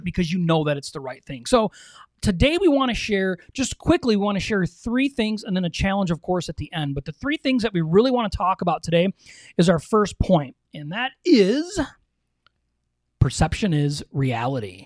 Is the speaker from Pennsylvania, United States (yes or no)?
no; Michigan, United States; we're from Michigan